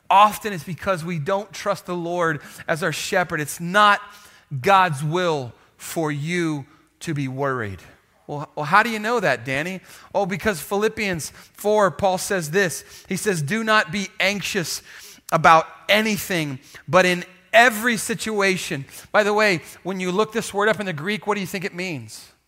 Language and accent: English; Kenya; now in Texas, United States; I grew up in Kenya. They didn't have houses. So when I moved back to, to, to Texas, we had a house.